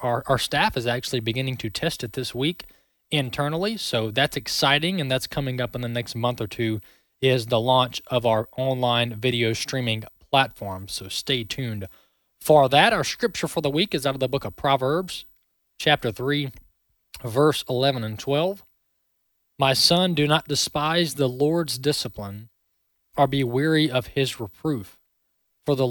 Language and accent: English; Mississippi, United States; I'm from the South, born and raised in Mississippi